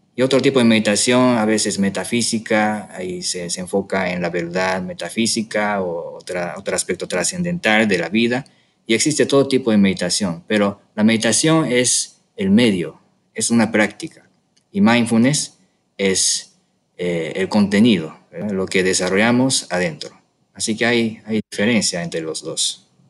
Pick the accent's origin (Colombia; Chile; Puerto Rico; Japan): Japan; moved away as an adult; now in Mexico; del, sushi de Japón que acostumbré ahí, ahí en mi tierra